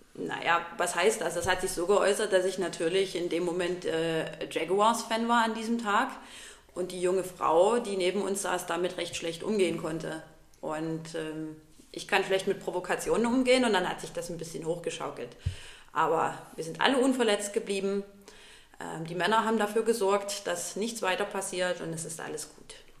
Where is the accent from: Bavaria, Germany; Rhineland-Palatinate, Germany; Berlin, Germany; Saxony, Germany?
Saxony, Germany; Plauen; moved away as an adult; now in Dresden, Germany; Ursprünglich komme ich aus Plauen im Vogtland.